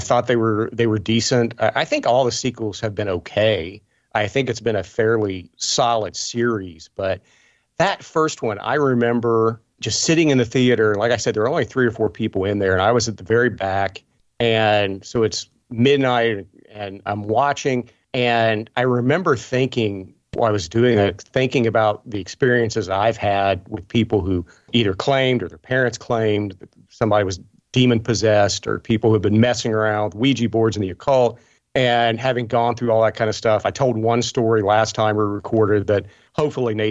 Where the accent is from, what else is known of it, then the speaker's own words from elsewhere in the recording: Appalachia, United States; I grew up in Appalachia